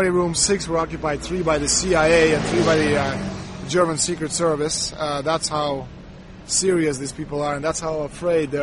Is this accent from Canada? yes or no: yes; Canada; I'm from Canada. I'm very proud of my country